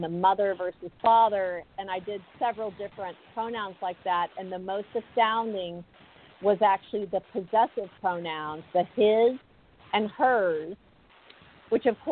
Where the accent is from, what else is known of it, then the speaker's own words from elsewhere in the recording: South Texas, United States; I grew up in South Texas, small Southern Baptist church